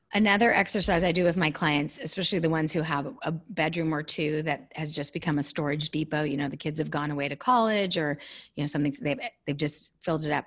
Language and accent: English; California, United States; I'm a Californian born and raised